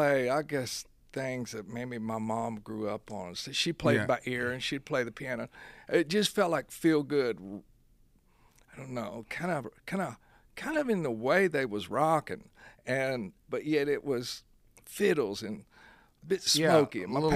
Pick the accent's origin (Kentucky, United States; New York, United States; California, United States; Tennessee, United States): Kentucky, United States; born there; I was born on August 25th, 1961, Our Lady at Bellefonte Hospital.